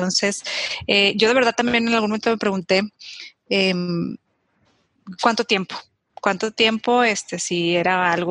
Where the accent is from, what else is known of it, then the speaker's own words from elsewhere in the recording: Durango, Mexico; En, Durango, yo soy de Durango, este, y, mi mamá siempre colaboraba con las madres vicentinas